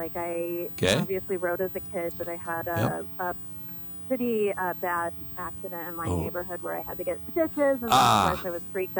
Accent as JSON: {"language": "English", "region": "Colorado", "country": "United States", "moved": "yes", "lives_now": "Milwaukee, United States", "said": "I'm originally from Colorado."}